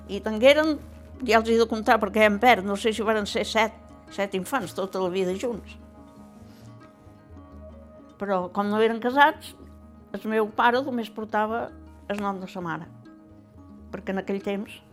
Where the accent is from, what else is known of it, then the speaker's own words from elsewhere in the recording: Cap de Barberia, Balearic Islands, Spain; Vaig néixer el 38 i … Jo som del cap de Barberia, que no és el mateix, eh? La vida d'aquí dalt que d'allà.